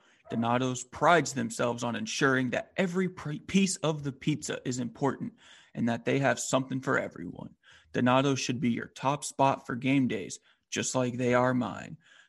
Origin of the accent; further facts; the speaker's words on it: Washington, United States; as a fellow Washington State guy